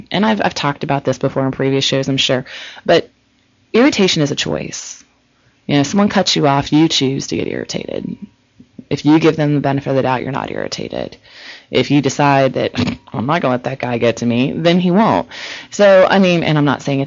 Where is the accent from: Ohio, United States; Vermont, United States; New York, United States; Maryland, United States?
Ohio, United States; now in California, United States; I'm originally from Ohio